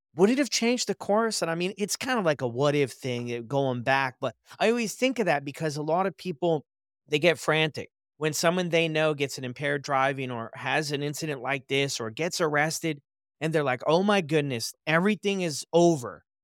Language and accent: English; United States; where I grew up in the States